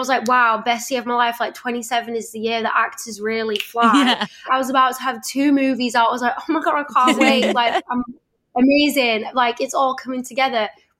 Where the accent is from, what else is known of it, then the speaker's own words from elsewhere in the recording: Leeds, Yorkshire and the Humber, United Kingdom; now in Los Angeles, United States; I'm from Leeds